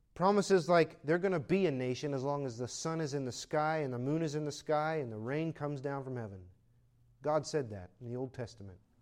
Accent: United States; I'm an American

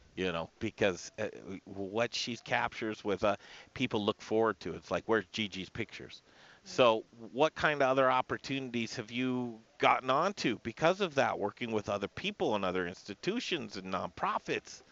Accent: Denver, Colorado, United States; we grew up in Cherry Creek.

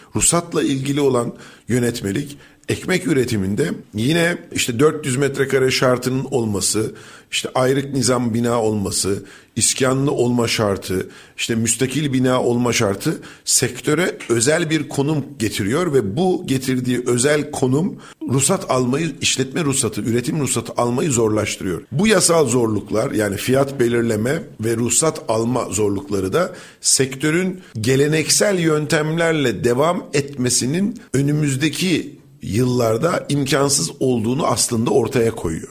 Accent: Rize Province, Turkey; bizim oraların coğrafyası sarp, dik yamaçlardan oluşan

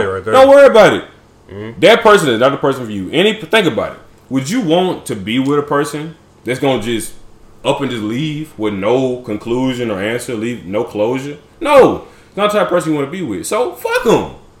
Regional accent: Lewisburg, Tennessee, United States; I'm from the Burbs. I'm from a town that's famous for goats, so you know I'm country as hell.

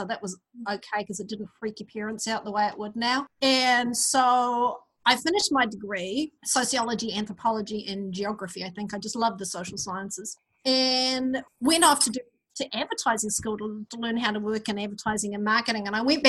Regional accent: Auckland, New Zealand; accent: mid-Pacific; I grew up in New Zealand. You can probably tell by my somewhat strange mid-Pacific accent, but I grew up in New Zealand in the 1960s. Early 70s. And the first place I lived as a child was in South Auckland

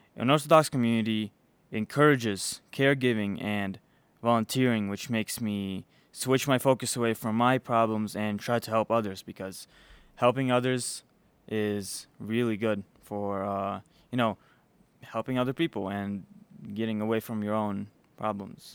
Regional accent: Chicago, Illinois, United States; also born or lived in Belarus; I was born in Belarus. Um, I came here. I grew up here though in in Chicago

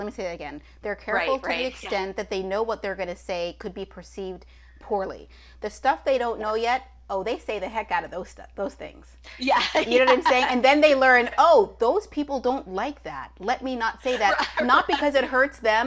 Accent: Toronto, Ontario, Canada; As somebody who is born and raised in Toronto

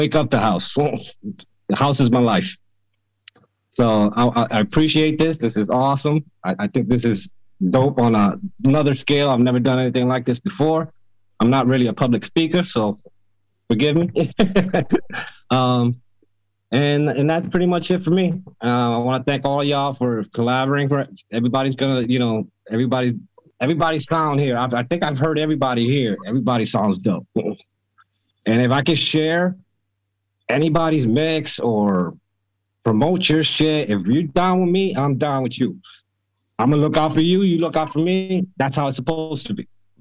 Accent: Connecticut, United States; moved away; I'm originally from Connecticut, 45-minute ride into New York City

